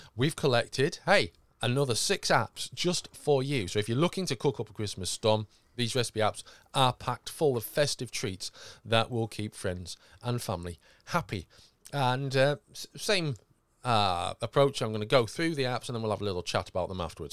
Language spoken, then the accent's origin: English; United Kingdom; we're British